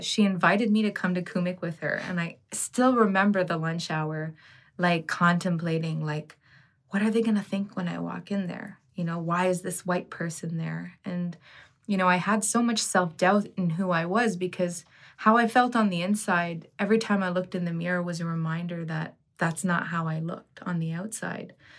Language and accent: English; Ottawa, Ontario, Canada; growing up in Ottawa